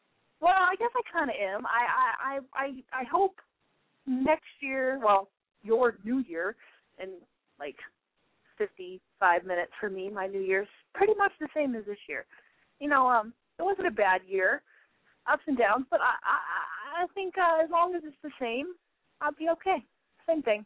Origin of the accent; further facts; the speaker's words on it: California, United States; also born or lived in Washington; now in Chicago, United States; I'm from California, and I lived in Washington